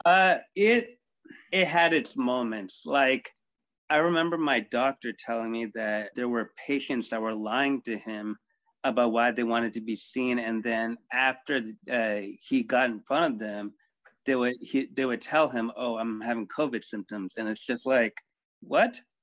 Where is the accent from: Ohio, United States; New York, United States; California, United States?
California, United States; South Bay area; I was born in America in uh, Cali, around in the South Bay area, born and raised here